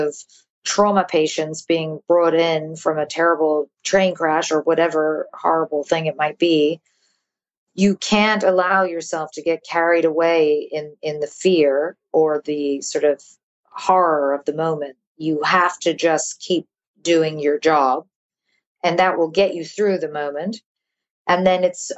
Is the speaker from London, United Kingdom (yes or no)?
yes; London, United Kingdom; moved away as an adult; also born or lived in New York / United States; I was born in London. And then I moved to New York when I was 2. And then I moved back to London when I was 8. Mm-hmm. And then I moved back to the U.S. when I was 18 for college